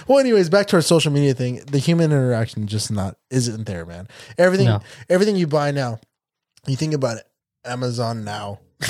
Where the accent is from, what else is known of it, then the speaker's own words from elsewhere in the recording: California, United States; I'm from California. We're very liberal.